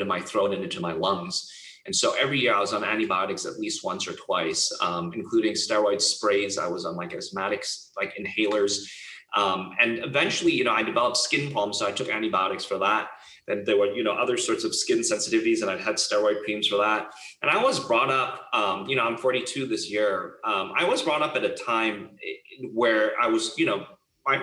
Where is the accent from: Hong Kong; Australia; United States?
Hong Kong; I grew up in Hong Kong